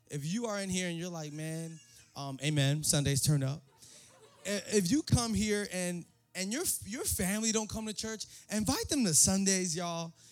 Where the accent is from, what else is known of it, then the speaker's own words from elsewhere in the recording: New York City, New York, United States; born there; I was born in the Bronx, you know what I'm saying?